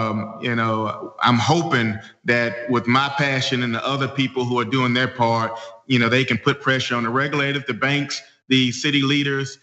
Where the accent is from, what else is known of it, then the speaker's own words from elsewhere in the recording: Birmingham, Alabama, United States; I'm just a loud voice in Birmingham because I sacrifice everything to come back to my hometown